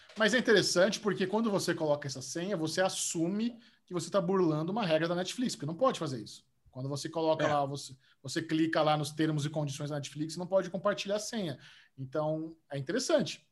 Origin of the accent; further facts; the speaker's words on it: Brazil; eu, sou do Brasil